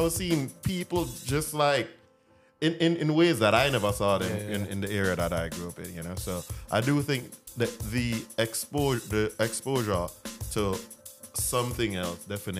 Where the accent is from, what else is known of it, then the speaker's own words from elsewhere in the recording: Jamaica; now in United States; where I grew up in Jamaica, you know, it wasn't sweet